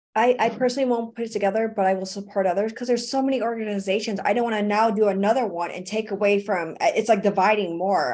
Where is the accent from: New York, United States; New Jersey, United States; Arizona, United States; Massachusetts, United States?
New York, United States; Buffalo; moved away; That's where I'm from. I'm from Buffalo, New York